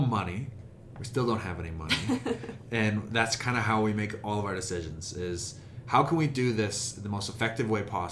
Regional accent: Calgary, Alberta, Canada; also born or lived in Sweden; I'm from Calgary

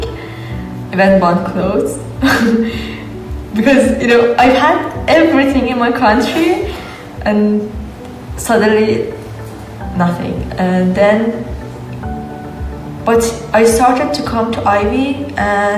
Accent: Iran; moved away as an adult; also born or lived in Germany; I come from Iran

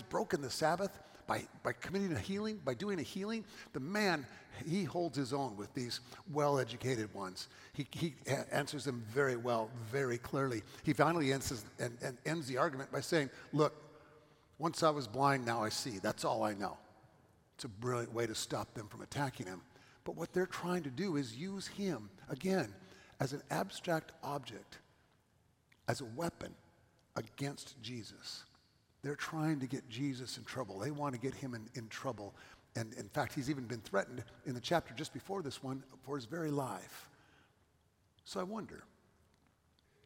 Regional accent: California, United States; moved away as an adult; also born or lived in Johnson City, Tennessee

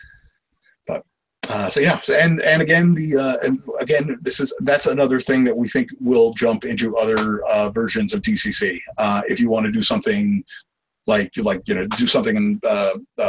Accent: New York City, New York, United States; I grew up in New York

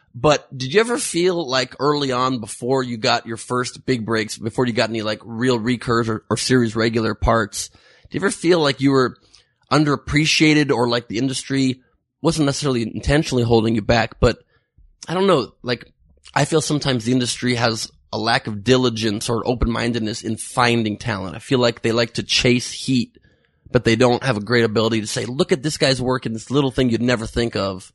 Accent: Los Angeles, California, United States; born or raised there

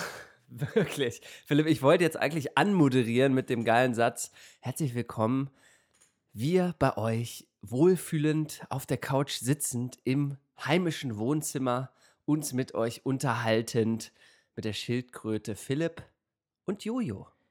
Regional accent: Germany; als, äh, Deutscher

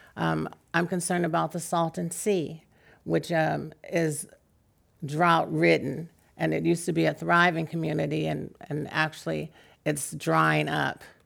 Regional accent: San Francisco, California, United States; I'm from San Francisco

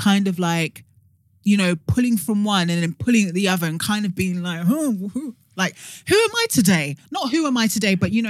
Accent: London, United Kingdom; being first generation British Nigerian

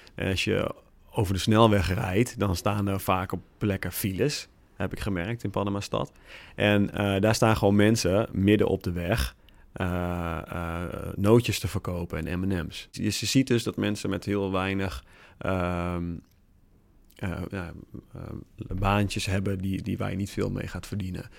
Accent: Netherlands; wij hebben daar geen controle over als Nederlanders

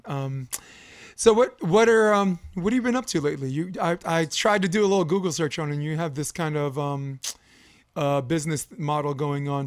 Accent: New York, United States; moved away as an adult; now in California, United States; I was born and raised in New York, flatbush

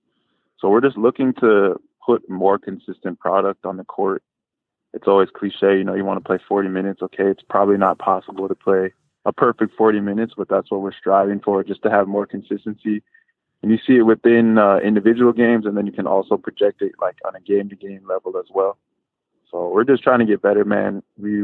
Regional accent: Los Angeles, California, United States; also born or lived in San Diego; I was born in San Diego, but we moved north to Los Angeles when I was 8 years old

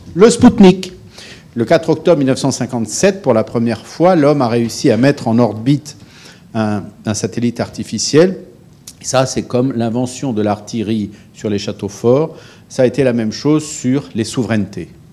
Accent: France; je suis un Français de bientôt 60 ans

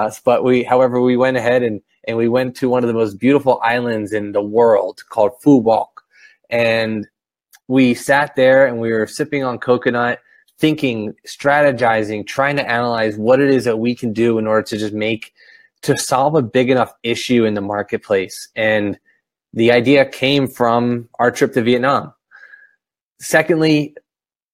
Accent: Philadelphia, Pennsylvania, United States; now in Camden, United States; I was born and raised in Northeast Philadelphia

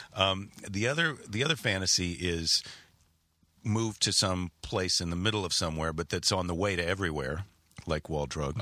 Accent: Wisconsin, United States; moved away; also born or lived in Iowa / San Francisco; I spent most of my childhood, we lived in Wisconsin, right across the border

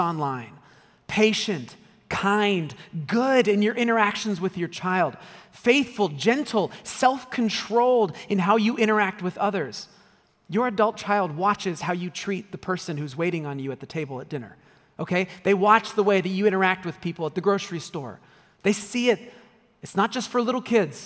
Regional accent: United States; as an American

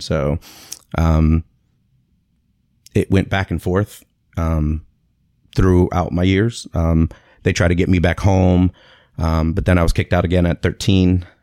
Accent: Tampa, Florida, United States; also born or lived in Springfield, Massachusetts; I was born in Springfield, Massachusetts, uh, nineteen seventy-seven, and, uh, moved to Tampa, Florida when I was about six months old

